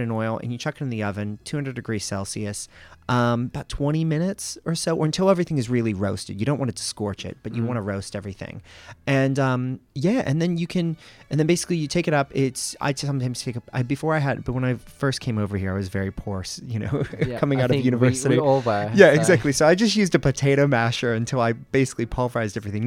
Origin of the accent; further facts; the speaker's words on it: America's Northeast, United States; moved away as an adult; now in Australia; I grew up in America's Northeast